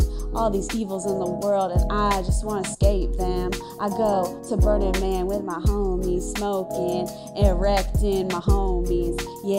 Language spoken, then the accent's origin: English; Orlando, Florida, United States